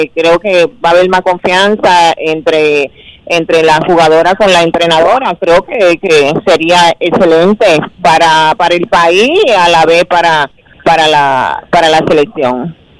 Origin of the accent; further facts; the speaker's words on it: Dominican Republic; mi país